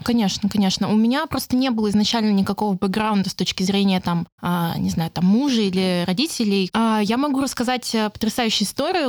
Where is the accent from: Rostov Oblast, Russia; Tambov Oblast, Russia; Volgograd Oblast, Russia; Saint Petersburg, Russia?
Saint Petersburg, Russia; я сама из Питера